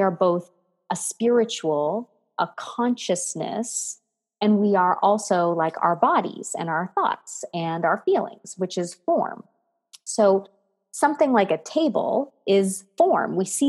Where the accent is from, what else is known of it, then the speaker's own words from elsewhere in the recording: Canada; also born or lived in United States; And so my love is French and I'm a Canadian American lady.